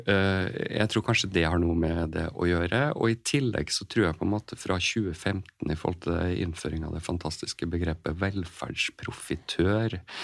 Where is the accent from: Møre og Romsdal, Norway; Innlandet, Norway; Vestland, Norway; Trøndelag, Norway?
Møre og Romsdal, Norway; Kristiansund; moved away as an adult; now in Sarpsborg, Norway; jeg er jo opprinnelig fra Kristiansund